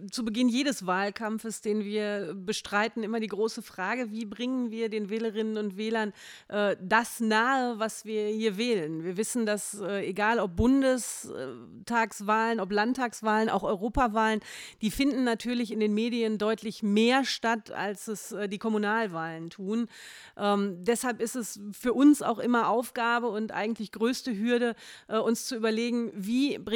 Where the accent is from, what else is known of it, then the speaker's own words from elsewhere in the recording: Hattingen, North Rhine-Westphalia, Germany; bin verheiratet, habe zwei Kinder und bin geboren und aufgewachsen auch schon in Hattingen